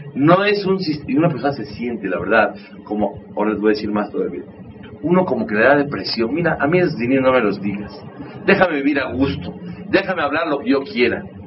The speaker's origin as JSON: {"language": "Spanish", "country": "Mexico", "tie": "born or raised there", "said": "también soy mexicano, crecimos en un ambiente"}